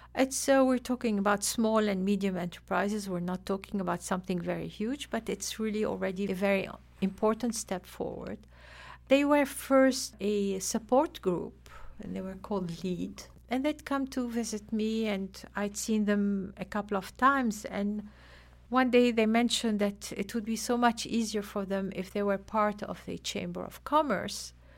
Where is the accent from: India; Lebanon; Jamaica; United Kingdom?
Lebanon; now in Afghanistan; originally I'm from Lebanon